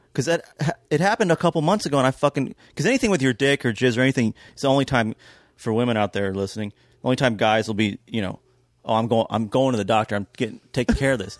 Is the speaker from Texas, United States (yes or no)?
no; Kentucky, United States; moved away; also born or lived in Georgia / New York; growing up in Kentucky